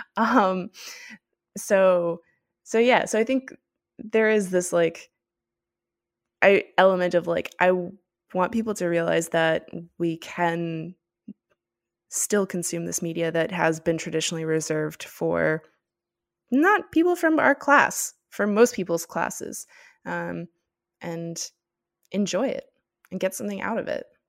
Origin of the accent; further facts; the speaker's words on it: Miami, Florida, United States; I'm from Miami